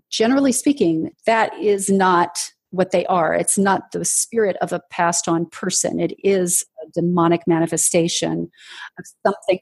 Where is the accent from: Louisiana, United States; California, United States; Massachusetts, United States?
California, United States; Southern; also born or lived in Washington, D.C. / Los Angeles; I was in junior high school and we moved from Washington, D.C. to Southern California.